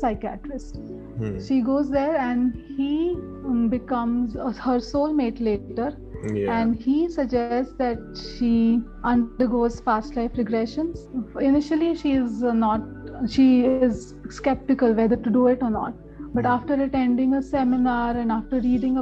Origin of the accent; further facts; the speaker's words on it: Pune, Maharashtra, India; moved away as an adult; now in Delhi, India; I was born and brought up in Pune, and after pursuing my law, I shifted my base to Delhi